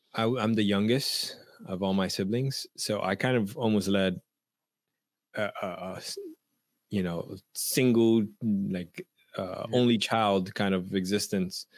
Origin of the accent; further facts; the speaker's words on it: New York City, New York, United States; I grew up in Washington Heights